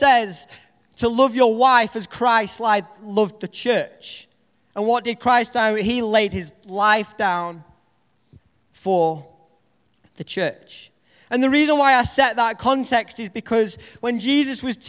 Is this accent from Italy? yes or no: no; United Kingdom; accent: Northern English; my Northern English accent